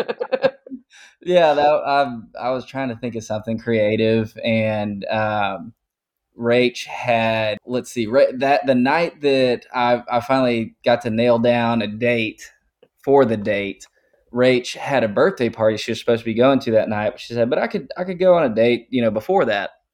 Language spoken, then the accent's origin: English; Tyler, Texas, United States; also born or lived in Austin, Texas; I'm originally from Tyler up in East Texas and moved to Austin in two thousand thirteen